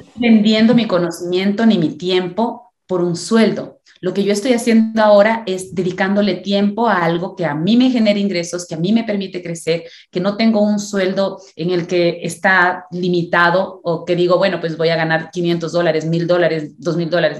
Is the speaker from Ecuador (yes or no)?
yes; Ecuador; yo soy ecuatoriana, tengo 33 años